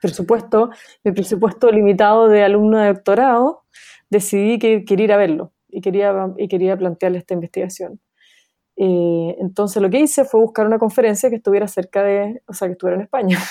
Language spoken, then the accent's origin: Spanish; Chile; moved away as an adult; also born or lived in New York, United States; Nací en Chile, viví toda mi vida en Chile antes de irme a Estados Unidos a estudiar el doctorado en Colombia, en Nueva York